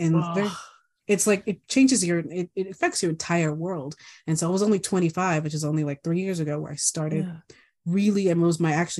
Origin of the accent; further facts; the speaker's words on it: Guam; I grew up on Guam for 12 years, all my squishy years, you know, my formative years.